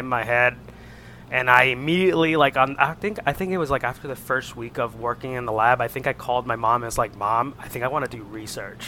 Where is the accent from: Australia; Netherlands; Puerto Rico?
Puerto Rico; Isabela; moved away as an adult; also born or lived in Ohio / Toledo, Ohio; I am from Puerto Rico, from the home, my hometown is Isabela.